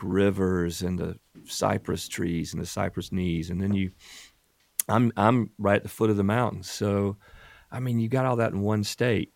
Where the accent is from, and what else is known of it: South Carolina Low Country, United States; born or raised there